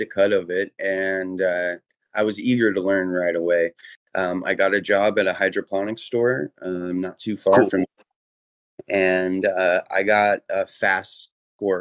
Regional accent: Riverside, California, United States; moved away as an adult; now in East Coast, United States; I'm born and raised in L.A. in Riverside, California

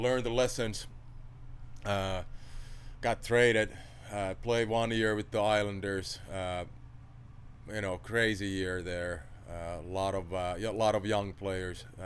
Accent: Finland; born or raised there; English is a second language; moved away as an adult

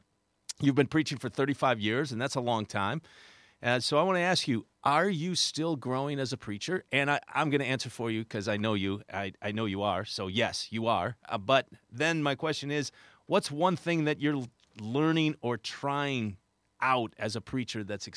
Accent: Minnesota, United States; accent: Long Island; I have a Long Island accent, and I grew up in Minnesota

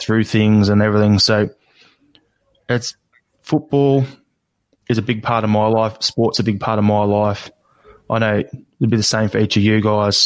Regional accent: Australia; also born or lived in Melbourne, Australia; an Australian-born and bred guy

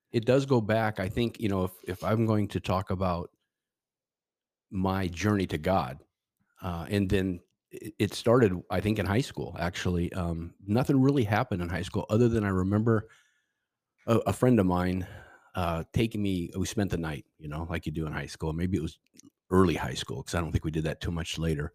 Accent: Seattle, Washington, United States; moved away as an adult; also born or lived in California; we are from, I'm from Seattle, the Northwest

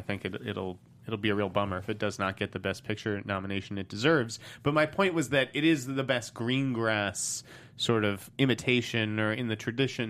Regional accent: Boston, Massachusetts, United States; I'm from Boston.

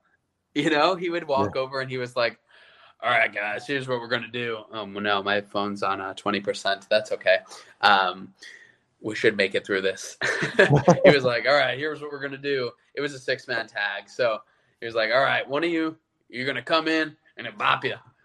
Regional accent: Long Island, New York, United States; I'm from Long Island

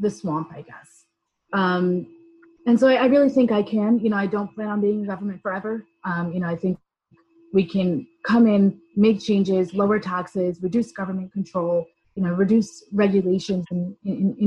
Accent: Rockland County, New York, United States; I come from New York. I grew up in the district in Rockland County

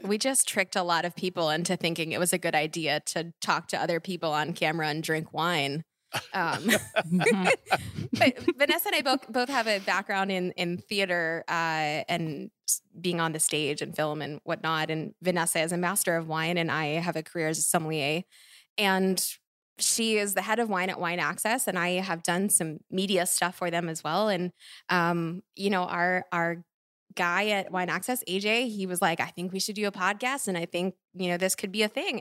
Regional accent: Philadelphia, Pennsylvania, United States; I'm from Philly

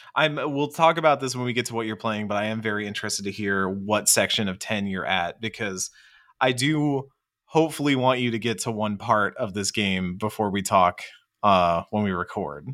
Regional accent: Texas, United States; speaking as a Texan

